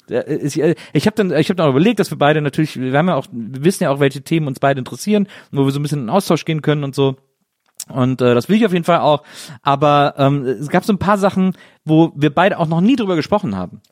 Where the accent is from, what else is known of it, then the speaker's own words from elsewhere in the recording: near Brühl, North Rhine-Westphalia, Germany; Ich bin ja im Phantasialand aufgewachsen, das war ja irgendwie äh, paar Kilometer nur von meiner von meiner Heimat entfernt